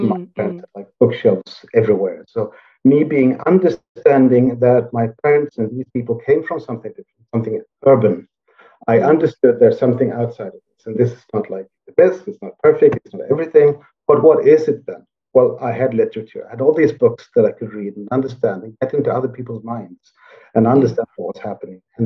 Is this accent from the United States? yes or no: no; Sweden; I grew up in the Swedish countryside